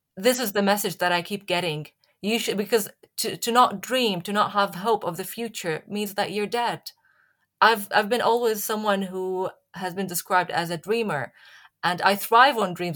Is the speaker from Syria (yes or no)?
yes; Syria; moved away as an adult; also born or lived in Leeds; now in United Kingdom; I'm from Syria